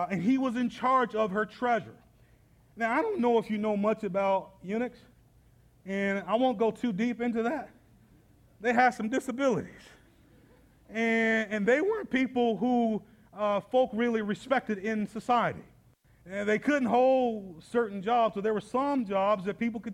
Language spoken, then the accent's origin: English; Atlanta, Georgia, United States; now in Indianapolis, United States; I'm from Atlanta with a whole lot more black people